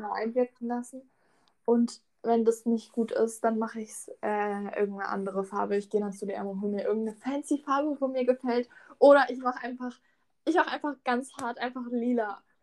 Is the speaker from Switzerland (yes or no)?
no; Lörrach, Baden-Württemberg, Germany; bei uns in Lörrach